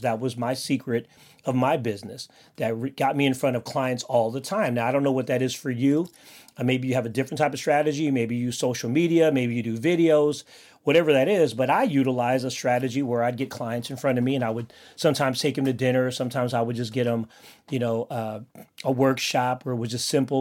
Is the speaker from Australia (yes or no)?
no; Philippines; I'm Filipino, and I have a big family